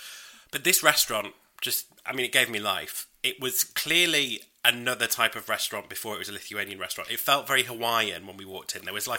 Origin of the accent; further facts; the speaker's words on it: United Kingdom; I'm British.